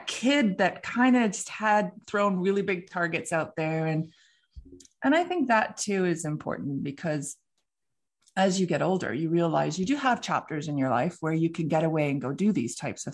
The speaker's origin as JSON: {"language": "English", "town": "Vancouver", "region": "British Columbia", "country": "Canada", "said": "I'm from Vancouver, British Columbia"}